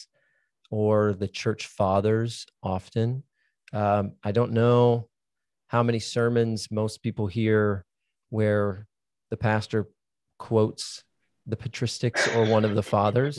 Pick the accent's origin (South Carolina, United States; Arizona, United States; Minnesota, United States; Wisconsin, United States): Minnesota, United States; moved away; also born or lived in Dallas, Texas; I grew up in Minnesota, which means I grew up in Lutheran Catholic land